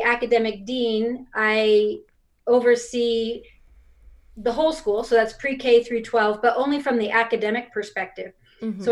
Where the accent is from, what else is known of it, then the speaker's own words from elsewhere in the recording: New York, United States; moved away as an adult; now in Utah, United States; I was born and raised in New York and moved to Utah probably about 25 years ago